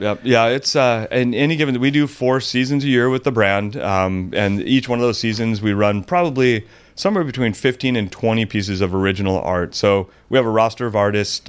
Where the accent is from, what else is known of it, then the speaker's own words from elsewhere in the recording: Mission Viejo, California, United States; also born or lived in Lake Forest, California; born and raised in Orange County.